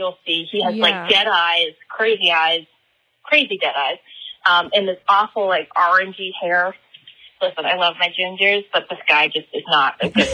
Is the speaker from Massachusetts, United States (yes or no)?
yes; Abington, Massachusetts, United States; Abington, which was my hometown